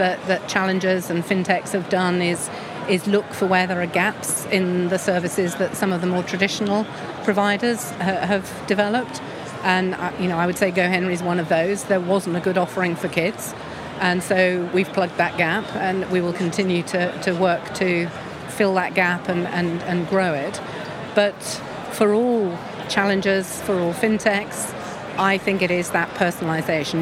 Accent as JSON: {"language": "English", "region": "England", "country": "United Kingdom", "said": "as an English person"}